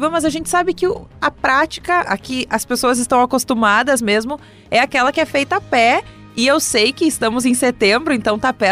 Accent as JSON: {"language": "Portuguese", "town": "Santa Maria", "region": "Rio Grande do Sul", "country": "Brazil", "tie": "born or raised there", "said": "eu sou daqui de Santa Maria, nascida e criada"}